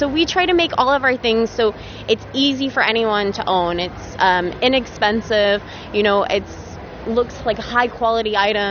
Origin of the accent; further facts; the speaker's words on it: United States; accent: American; now in United Kingdom; I call and I'm the American accent. They instantly hear, they're like, is this …? I'm like, yes, yes it is.